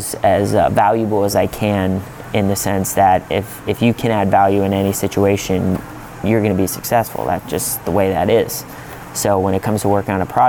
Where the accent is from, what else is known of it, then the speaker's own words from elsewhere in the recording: Pittsburgh, Pennsylvania, United States; I'm from Pittsburgh, so naturally I worked a lot with the Pittsburgh Steelers.